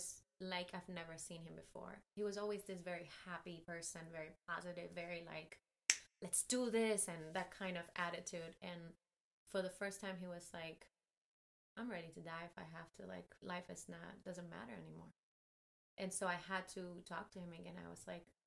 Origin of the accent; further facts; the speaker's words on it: Cuba; now in United States; my Cuban passport